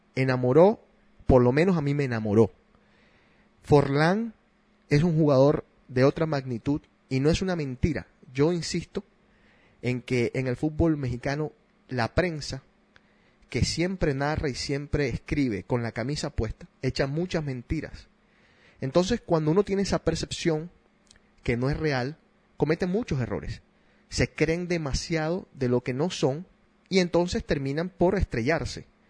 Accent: Argentina; moved away; En mi país le llamaban pastelero aquel que se cambiaba de equipos todo el tiempo

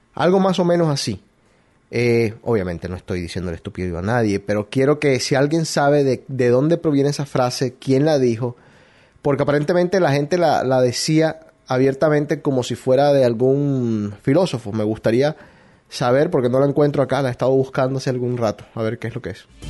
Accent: Colombia; now in United States; Colombiano hasta la muerte, hasta la tumba

